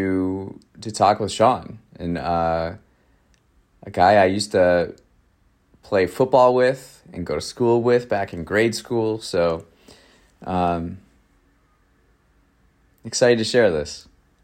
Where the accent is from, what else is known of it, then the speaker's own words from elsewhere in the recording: Raymond, Wisconsin, United States; some friends from my hometown in Raymond, Wisconsin, rural America